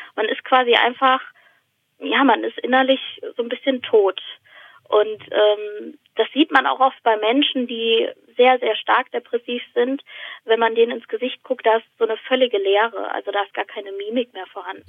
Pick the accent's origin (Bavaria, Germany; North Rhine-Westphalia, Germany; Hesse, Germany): Hesse, Germany; Weilburg; now in Odenwald, Germany; ich bin in äh, Weilburg an der Lahn aufgewachsen